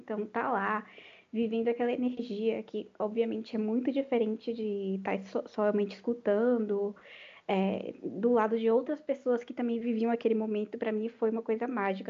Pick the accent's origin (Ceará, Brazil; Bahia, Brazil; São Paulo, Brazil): Bahia, Brazil; Salvador; moved away; eu sou de Salvador.